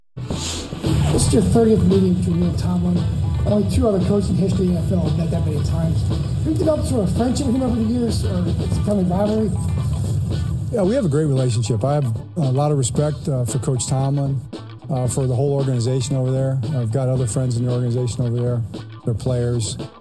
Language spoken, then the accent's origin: English; Pittsburgh, Pennsylvania, United States; growing up around Pittsburgh and living in Pittsburgh and sitting here now 100 miles from Heinz Field.